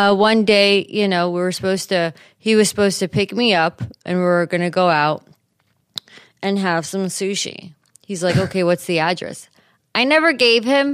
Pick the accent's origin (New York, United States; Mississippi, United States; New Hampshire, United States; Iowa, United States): New York, United States; moved away as an adult; now in St. Louis, United States; as a New Yorker, because I'm born and raised in New York